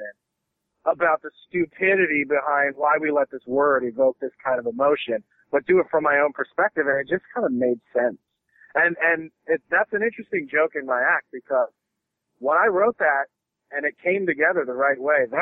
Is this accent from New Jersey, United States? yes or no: no; Philadelphia, Pennsylvania, United States; moved away as an adult; now in Los Angeles, United States; I grew up in South Philly